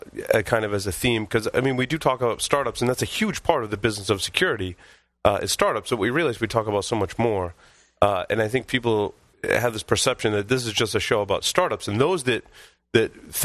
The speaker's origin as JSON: {"language": "English", "region": "Northeast", "country": "United States", "said": "We're from the Northeast."}